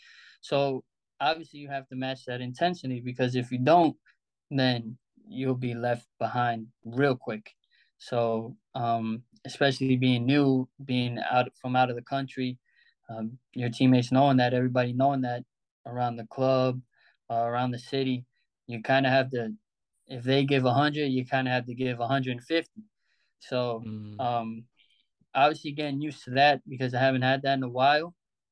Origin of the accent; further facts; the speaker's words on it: Albertson, New York, United States; playing alongside some really good players I grew up with in Albertson and all that stuff